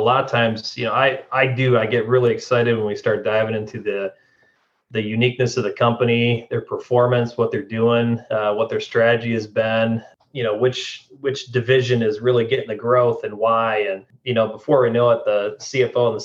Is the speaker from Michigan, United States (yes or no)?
yes; West Michigan, United States; moved away as an adult; my wife and I are thrilled to be home where we grew up here in West Michigan